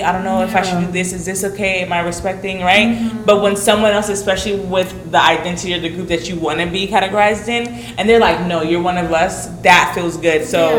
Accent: Snellville, Georgia, United States; only am I Black, but I'm a woman, too. Because through the, just discourse of education growing up in Snellville or Grayson, you know what I'm saying, Georgia

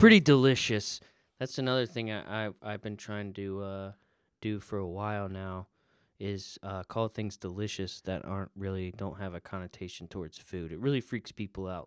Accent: Florida, United States; moved away as an adult; now in Indiana, United States; I am from Florida

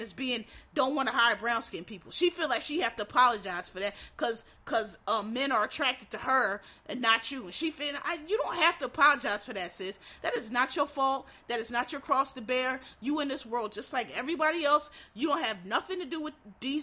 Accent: Philadelphia, Pennsylvania, United States; I'm from Philly

